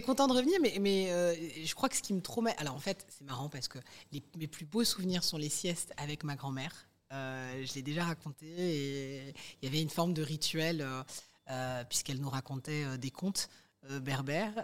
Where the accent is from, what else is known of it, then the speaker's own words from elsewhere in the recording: Colombes, Île-de-France, France; on a grandi, euh, à Colombes, dans le quatre-vingt-douze